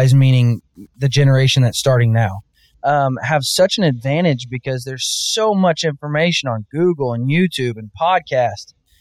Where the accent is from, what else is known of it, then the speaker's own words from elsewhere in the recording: Northwest Arkansas, United States; I was born and raised in Northwest Arkansas and diehard Razorback fan